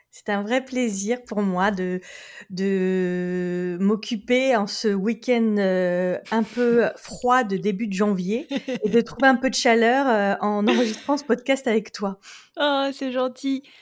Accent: France; moved away as an adult; also born or lived in Japan / Hong Kong; now in Leeds, United Kingdom; euh, je suis franco-britannique. Euh, mhm. J'ai été élevée en France avec un papa vietnamien et une, maman britannique

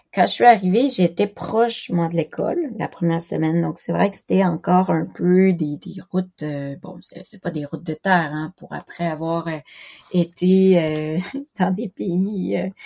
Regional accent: Quebec, Canada; first language French; moved away as an adult; also born or lived in Philippines / Toulouse, France; now in Japan; j'ai grandi au Québec

